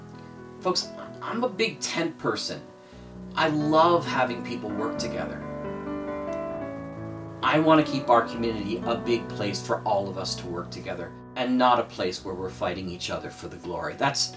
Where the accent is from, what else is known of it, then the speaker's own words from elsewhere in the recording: Canada; being a Canadian